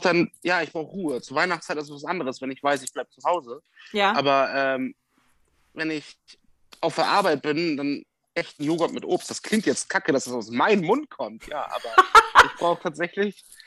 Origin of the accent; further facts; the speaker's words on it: Bremen, Germany; moved away as an adult; now in Westoverledingen, Germany; ich bin ja in Bremen groß geworden und ich bin jetzt 120 Kilometer von meiner Heimat weg